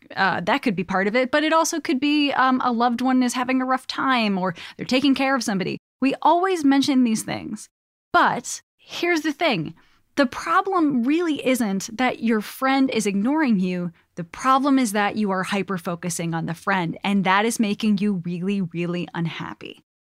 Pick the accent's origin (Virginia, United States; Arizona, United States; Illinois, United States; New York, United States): Illinois, United States; Chicago; moved away; I'm from Chicago